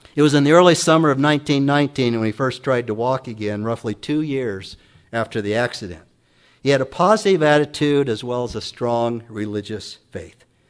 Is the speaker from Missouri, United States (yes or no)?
no; Emmett, Idaho, United States; also born or lived in Council, Idaho; I was born in Council, Idaho, many moons ago